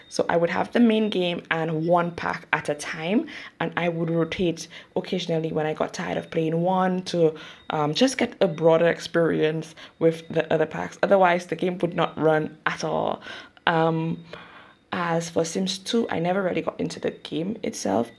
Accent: St. Lucia; I am from the Caribbean, St. Lucia specifically.

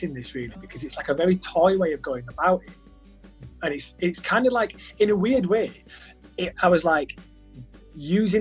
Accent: Halifax, Yorkshire and the Humber, United Kingdom; I'm from Halifax

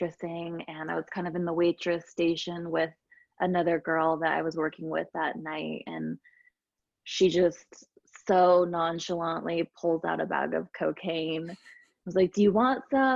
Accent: Escondido, California, United States; moved away as an adult; also born or lived in Orange County, California / Sedona, Arizona / Atlanta, Georgia; now in Utah, United States; I'm from California originally, it's called Escondido, California, which is Southern California, and grew up there

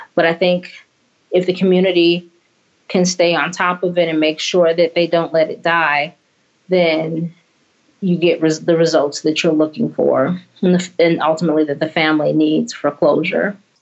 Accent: Indiana, United States; moved away; I'm from Indiana

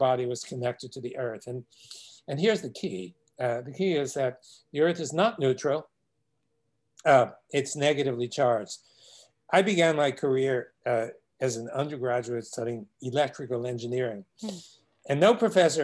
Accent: New York City, New York, United States; I remember as a child growing up in Brooklyn, New York

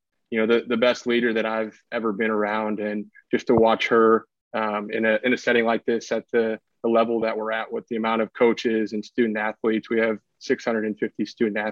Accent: Clara City, Minnesota, United States; I'm from Clara City, so not too far from where John grew up

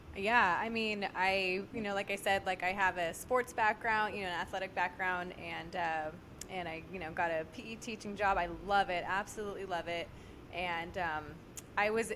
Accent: Merced, California, United States; moved away as an adult; also born or lived in Kansas City; now in Sacramento, United States; I'm originally from Merced, about an hour north of Fresno

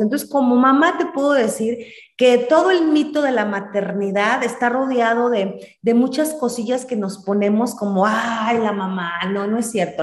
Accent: Celaya, Guanajuato, Mexico; also born or lived in Michoacán / Sinaloa; now in Irapuato, Mexico; Yo soy originaria de Celaya, Guanajuato, vivo en Irapuato, Guanajuato.

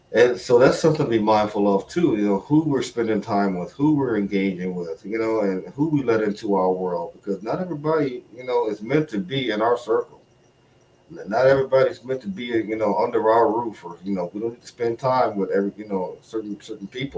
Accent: Chicago, Illinois, United States; moved away as an adult; also born or lived in Okinawa; now in New England, United States; from Chicago, born and raised

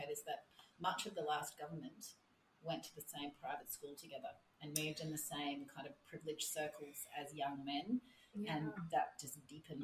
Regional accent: Queensland, Australia; I'm from Queensland, so I represent the state of Queensland in federal Parliament.

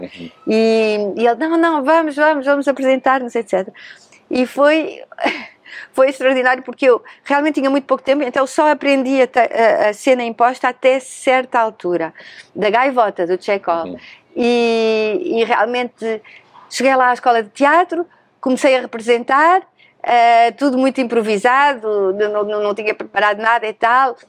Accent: Lisbon, Portugal; moved away as an adult; also born or lived in Vienna, Austria / Paris, France; Nasci em Lisboa, Uhum. Mas rapidamente eh, fui para a Áustria, para Viena, onde moravam os meus pais

